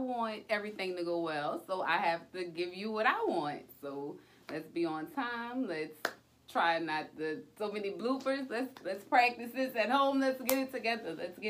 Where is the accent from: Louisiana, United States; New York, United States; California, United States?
Louisiana, United States; New Orleans; born or raised there